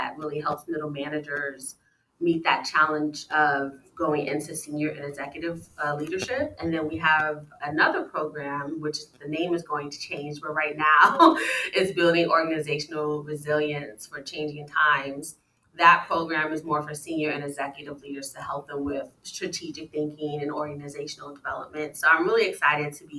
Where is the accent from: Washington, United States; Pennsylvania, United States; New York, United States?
New York, United States; New York City; I grew up in the South Bronx in housing projects.